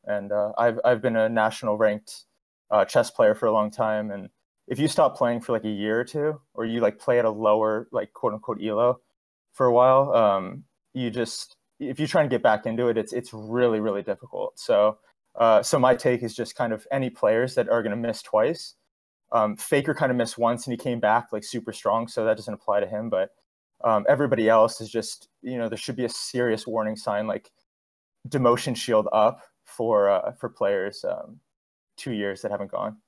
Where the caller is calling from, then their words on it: Los Angeles, California, United States; calling from Los Angeles